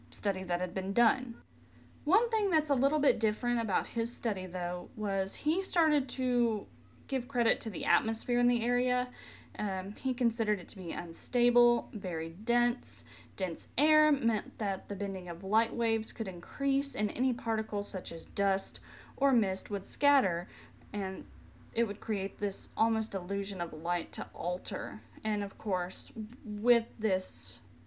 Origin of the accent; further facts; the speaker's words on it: Tennessee, United States; Tennessee, my home state